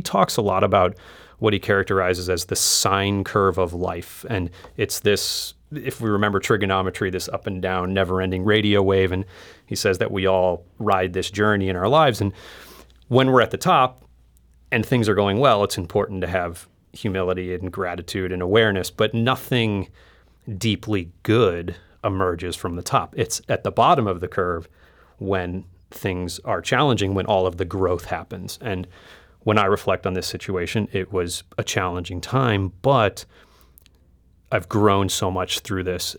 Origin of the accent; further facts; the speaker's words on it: United States; moved away as an adult; also born or lived in Asia / Middle East; as an American, living and working overseas for seven years, uh, in Asia and the Middle East